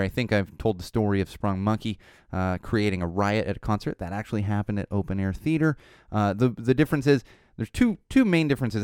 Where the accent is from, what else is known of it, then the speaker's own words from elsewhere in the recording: San Diego, California, United States; moved away as an adult; now in Los Angeles, United States; I'm from San Diego. I pretty much grew up, grew up in San Diego and, uh, you know, came to L A for college